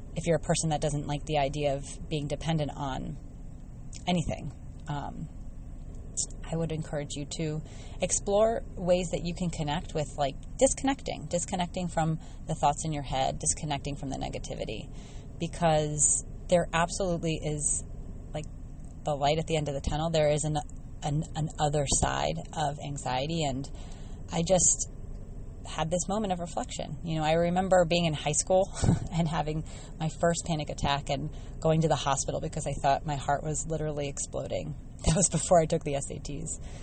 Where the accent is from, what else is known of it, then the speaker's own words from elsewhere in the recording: United States; moved away as an adult; also born or lived in China; growing up in the States